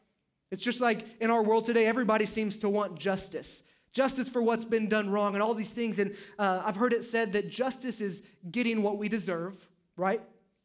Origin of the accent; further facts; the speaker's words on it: Texas, United States; I mean, I'm from Texas